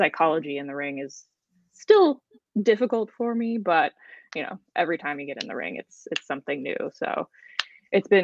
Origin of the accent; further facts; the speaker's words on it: Maryland, United States; I'm from Maryland. So take her out of Texas and bring her to my home turf.